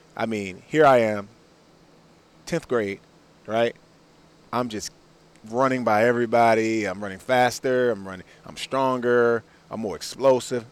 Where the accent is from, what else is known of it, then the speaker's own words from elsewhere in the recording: Washington, District of Columbia, United States; I grew up in Washington D.C.